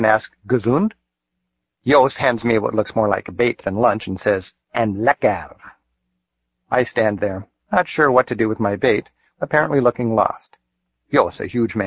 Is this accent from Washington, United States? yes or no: yes; Seattle, Washington, United States; I'm from Seattle